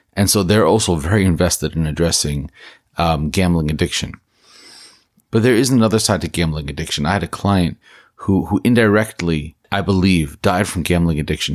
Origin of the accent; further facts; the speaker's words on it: New Jersey, United States; In my home state of New Jersey